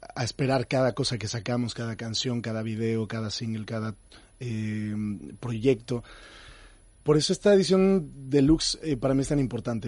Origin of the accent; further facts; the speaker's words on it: Mexico; como mexicano